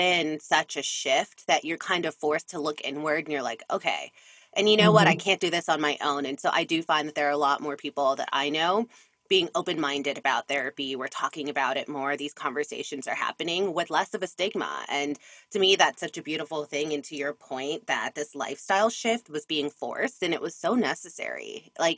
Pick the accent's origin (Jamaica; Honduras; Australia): Jamaica; I'm Caribbean, I'm from Jamaica